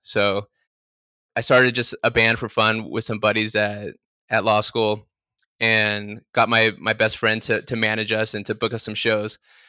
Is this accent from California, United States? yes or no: yes; Palm Desert, California, United States; because I grew up out in Palm Desert by Palm Springs. And growing up, I didn't know anyone that worked in the music business.